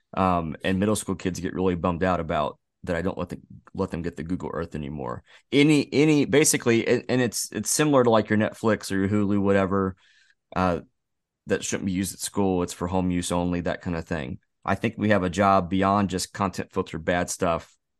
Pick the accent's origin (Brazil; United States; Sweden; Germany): United States; Missouri; we're from Missouri, Josh, I, and Eric